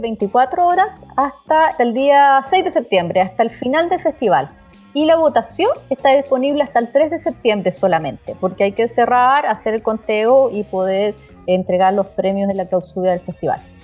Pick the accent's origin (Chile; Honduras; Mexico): Chile